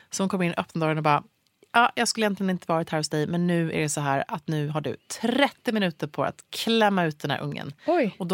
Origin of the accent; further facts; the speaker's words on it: Luleå, Norrbotten County, Sweden; Jag föddes i Luleå